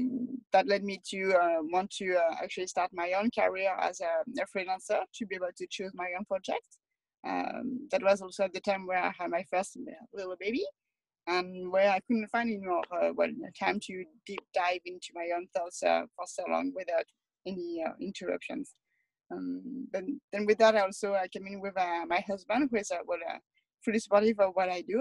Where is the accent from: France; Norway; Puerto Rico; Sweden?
France; moved away as an adult; now in Toronto, Canada; I'm from France, and I've grew up in a lot smaller city than Toronto